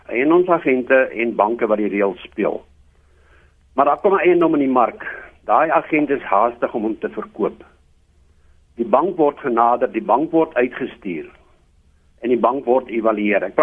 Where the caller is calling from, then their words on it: Roodepoort, Gauteng, South Africa; Ek is hier van Rodepoort.